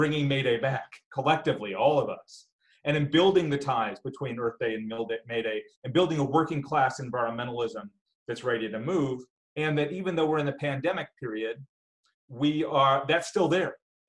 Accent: Wisconsin, United States; in my home state of Wisconsin

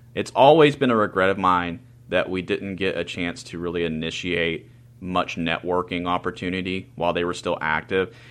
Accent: Teays Valley, West Virginia, United States; also born or lived in Charleston, West Virginia; Taze Valley, which is a suburb of Charleston, West Virginia, and my hometown

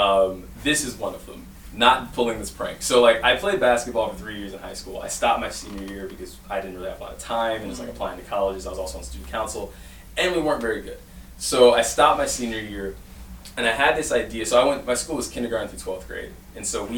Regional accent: Detroit, Michigan, United States; also born or lived in Ann Arbor, Michigan; when I grew up in Detroit

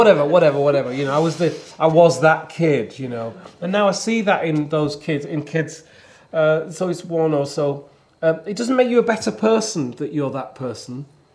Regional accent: the north of England, United Kingdom; now in London, United Kingdom; I'm a northerner from the north of England. I live in London. I'm Ethiopian, I am British.

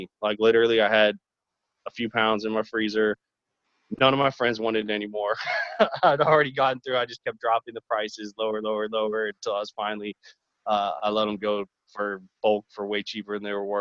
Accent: Texas, United States; I'm from Texas

